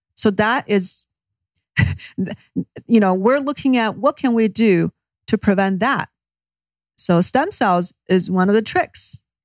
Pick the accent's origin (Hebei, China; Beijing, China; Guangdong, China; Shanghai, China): Beijing, China; moved away as an adult; I actually grew up in China. Uh, first, my first twenty years was in Beijing.